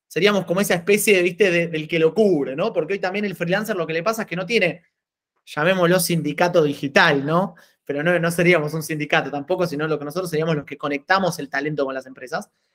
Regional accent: Argentina; moved away as an adult; now in Italy; yo nací en Argentina, soy argentino

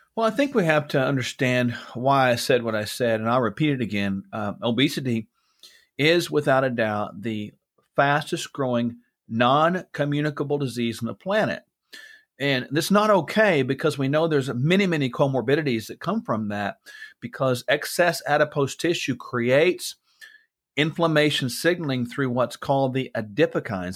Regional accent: United States; I'm an American, yes, I'm in the U S right now

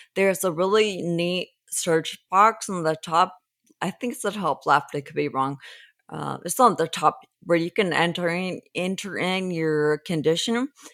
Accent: Los Angeles, California, United States; I was raised in Los Angeles

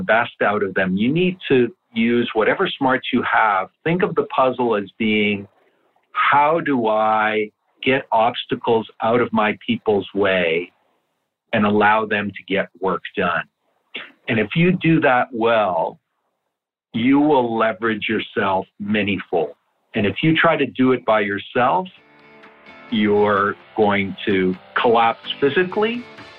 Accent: Canada; first language Italian; English is a second language; my parents came to Canada from Italy with nothing, no money, no education, no knowledge of the language

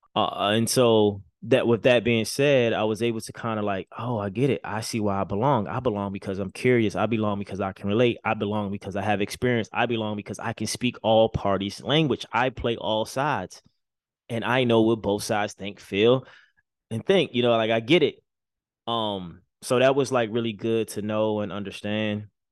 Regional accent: Baltimore, Maryland, United States; moved away; growing up in Baltimore City, making it out, you know, moving to the other side of the country

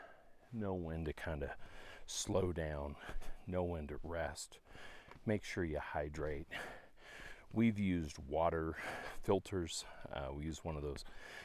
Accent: Dallas, Texas, United States; we're from Dallas, Texas

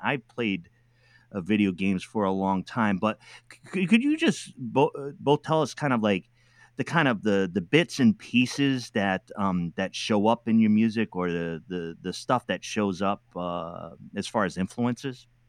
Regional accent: New England, United States; I'm from New England

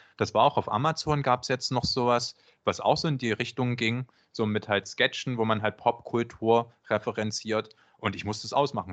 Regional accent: Germany; first language German; du als Deutscher

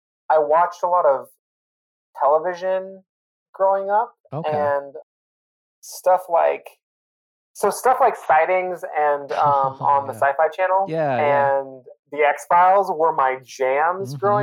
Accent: Spokane, Washington, United States; moved away as an adult; also born or lived in Oregon; I grew up in Eastern Washington, Spokane, Washington

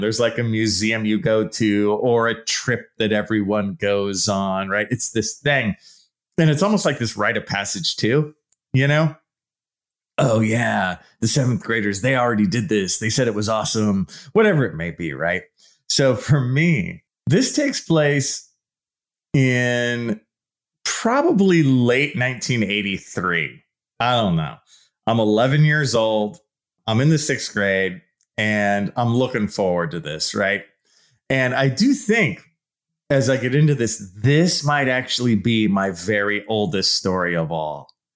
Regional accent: San Leandro, California, United States; I grew up in the East Bay in a town called San Leandro. It's right below Oakland.

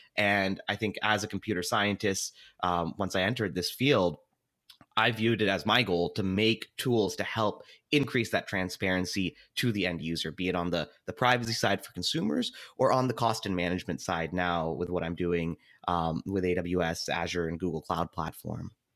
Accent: Seattle, Washington, United States; I was born and raised in Seattle

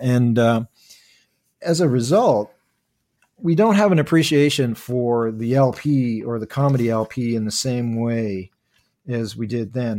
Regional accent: Toronto, Ontario, Canada; I'm originally from, uh, uh, Scarborough, Ontario. I was born and raised in Toronto. I still live and work here.

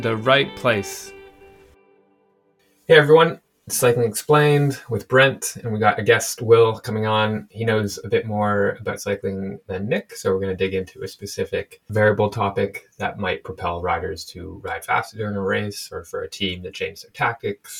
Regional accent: Canada; We're both Canadian here.

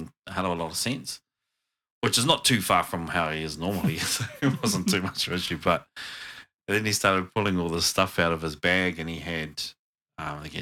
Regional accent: New Zealand

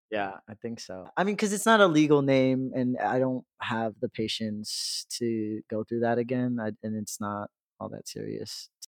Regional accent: Chicago, Illinois, United States; born and raised in Chicago, mainly on the South, Southwest side

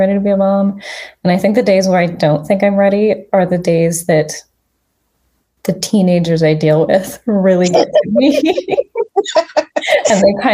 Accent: Spokane, Washington, United States; I was born and raised in Spokane

